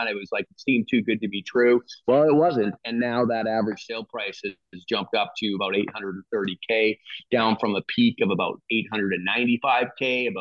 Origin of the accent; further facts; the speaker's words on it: Lower Mainland, British Columbia, Canada; moved away as an adult; also born or lived in White Rock / Surrey; now in Nanaimo, Canada; I'm from the Lower Mainland, as you know, Tony, and I lived in White Rock. I watched my dad commute for 30 years to Richmond